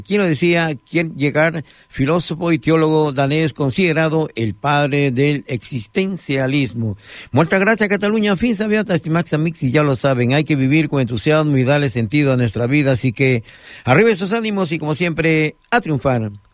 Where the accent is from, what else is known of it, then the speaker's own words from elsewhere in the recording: Peru; now in Baix Llobregat, Spain; nuestra región amazónica